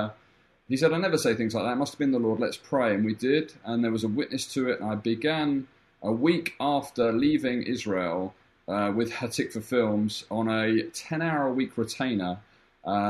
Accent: London, United Kingdom; moved away as an adult; I lived in the UK. I was born in London for my whole child teenage life.

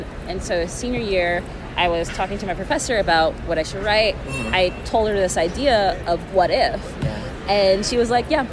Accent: Houston, Texas, United States; I'm from Houston, Texas

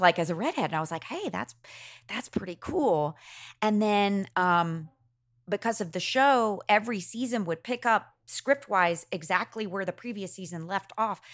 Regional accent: Macon, Georgia, United States; I grew up in Macon

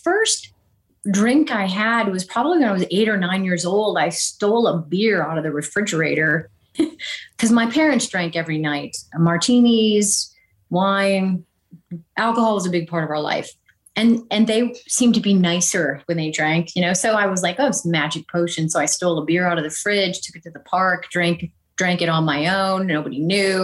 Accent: Jamestown, North Dakota, United States; also born or lived in Breckenridge, Minnesota / Wahpeton, North Dakota; I really grew up in Jamestown, North Dakota.

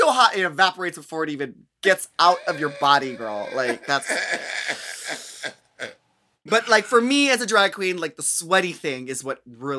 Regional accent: Midwest, United States; also born or lived in New York; now in California, United States; because I'm from the Midwest where it gets very humid in the summer. I lived in New York where it is just unbearably disgusting and humid.

